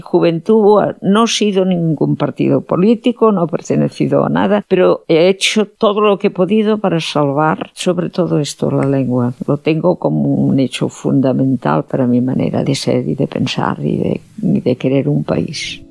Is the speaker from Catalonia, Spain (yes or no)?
yes; Catalonia, Spain; first language Catalan; Spanish is a second language; Soy catalana, vivo en Cataluña